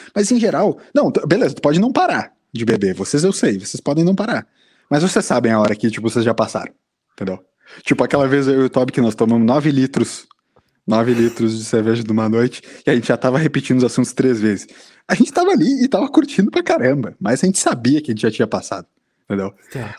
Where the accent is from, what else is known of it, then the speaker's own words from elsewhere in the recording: Brazil; como brasileiro